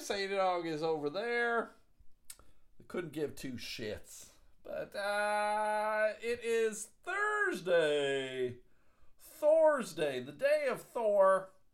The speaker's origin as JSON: {"language": "English", "region": "Michigan", "country": "United States", "said": "I'm from Michigan"}